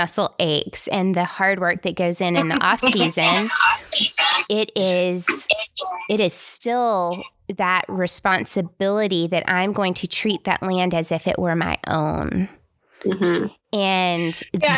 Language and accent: English; Tennessee, United States; I'm from Tennessee